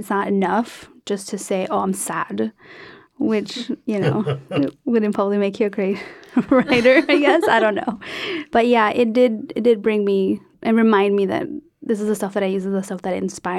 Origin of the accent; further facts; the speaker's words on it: San Diego, California, United States; I grew up in Southern California, San Diego.